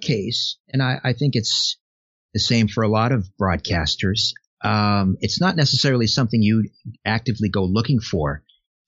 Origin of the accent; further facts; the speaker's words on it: Canada; I'm a Canadian